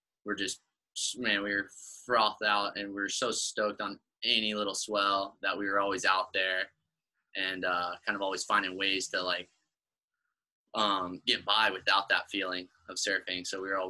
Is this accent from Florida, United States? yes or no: yes; Gulf Coast of Florida, United States; moved away as an adult; now in Maui, United States; on the Gulf Coast side of Florida, where I grew up